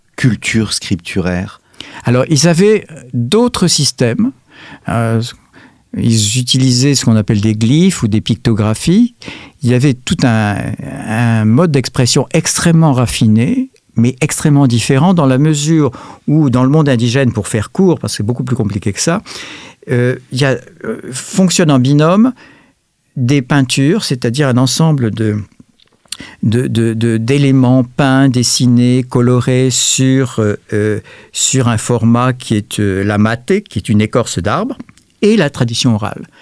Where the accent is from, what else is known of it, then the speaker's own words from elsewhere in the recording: France; nous sommes des Français